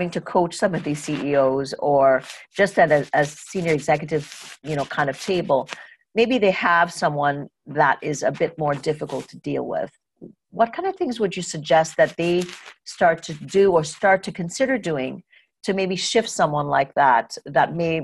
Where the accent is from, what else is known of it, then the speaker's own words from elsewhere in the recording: Trinidad & Tobago; moved away; I grew up in Trinidad and Tobago, and I grew up with a father who was an executive.